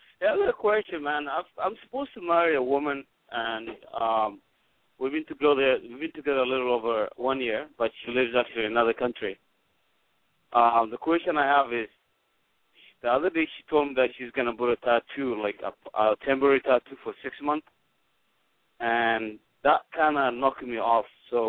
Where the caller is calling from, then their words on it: Pennsylvania, United States; I live in Columbus, Ohio, but right now I'm calling from you. I'm probably somewhere between Pittsburgh and Bridgewood, Pennsylvania, on the turnpike on I-70. I mean, I-76.